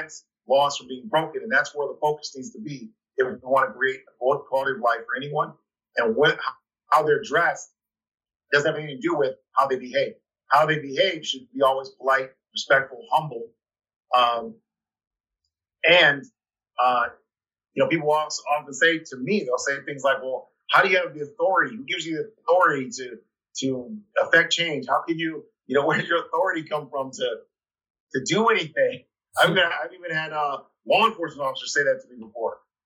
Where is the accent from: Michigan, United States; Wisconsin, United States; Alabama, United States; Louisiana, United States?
Michigan, United States; Ann Arbor; now in Detroit, United States; I'm from Ann Arbor, which is a college town. University of Michigan's there.